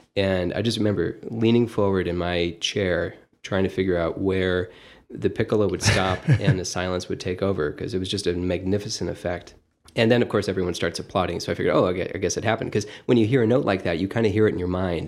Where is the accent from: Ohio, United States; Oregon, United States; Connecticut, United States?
Ohio, United States; Toledo; moved away as an adult; also born or lived in Boston; I grew up in Old Orchard, and, uh, live in Old Orchard now